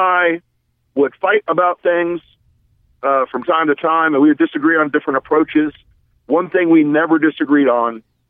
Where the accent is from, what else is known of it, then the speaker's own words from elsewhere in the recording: the South, United States; I'm from the South